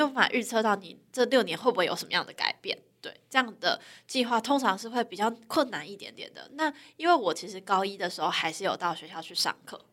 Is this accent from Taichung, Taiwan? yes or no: no; Tainan, Taiwan; moved away as an adult; also born or lived in Taipei; 因为我是台南人